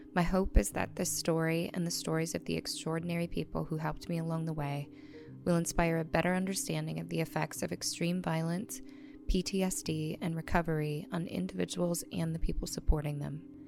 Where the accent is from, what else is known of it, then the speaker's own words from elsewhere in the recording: La Crosse, Wisconsin, United States; moved away as an adult; also born or lived in Chicago / Los Angeles; we're from the Midwest, Uh, I was born in a town called La Crosse, Wisconsin in the eighties.